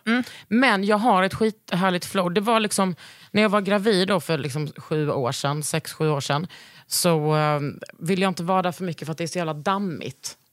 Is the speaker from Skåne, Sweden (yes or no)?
yes; Lund, Skåne, Sweden; moved away; utanför Gunnesbo, där jag växte upp